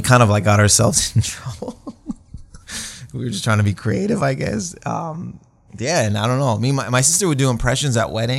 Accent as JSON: {"language": "English", "town": "Windsor", "region": "Ontario", "country": "Canada", "tie": "born or raised there", "moved": "as an adult", "lives_now": "Toronto, Canada", "said": "I was born in Windsor, Ontario. My parents are from Lebanon. My mom moved to Windsor when she was young, and my dad, I think, in his late 20s, and they met in Windsor, so they're Lebanese. And then I think around my mid 20s, I moved to Toronto, Ontario."}